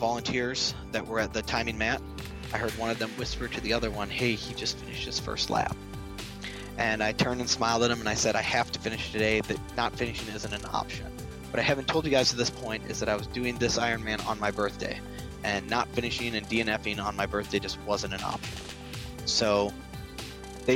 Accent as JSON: {"language": "English", "town": "Irvine", "region": "California", "country": "United States", "said": "I am from Irvine, California."}